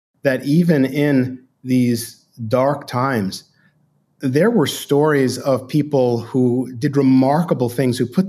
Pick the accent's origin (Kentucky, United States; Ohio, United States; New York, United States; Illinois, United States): New York, United States; New York City; I grew up in Brooklyn, New York, in a Jewish, Italian, Irish neighborhood